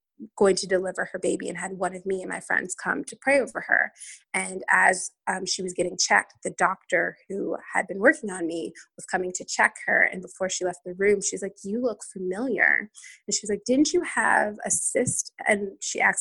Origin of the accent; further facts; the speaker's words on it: Maryland, United States; moved away as an adult; also born or lived in North Carolina; I grew up in Maryland